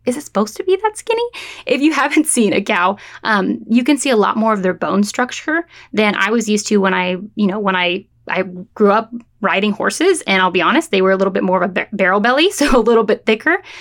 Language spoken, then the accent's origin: English; San Francisco Bay Area, California, United States; moved away as an adult; also born or lived in San Luis Obispo, California; now in Florida, United States; I am from the San Francisco Bay Area of California